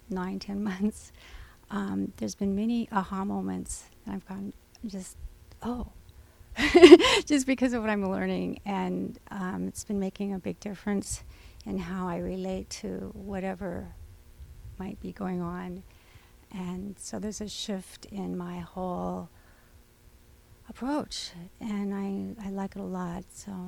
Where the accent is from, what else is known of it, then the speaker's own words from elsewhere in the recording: Santa Barbara, California, United States; I'm from Santa Barbara.